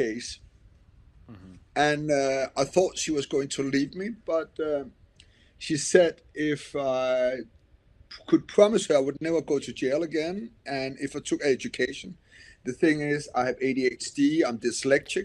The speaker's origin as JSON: {"language": "English", "country": "Denmark", "said": "I'm from Denmark"}